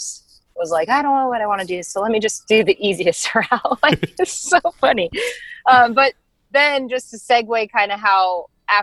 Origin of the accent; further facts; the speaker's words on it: Arizona, United States; also born or lived in Denver, Colorado; I was born in Denver, but we moved to Arizona when I was, I think, 9 or 10.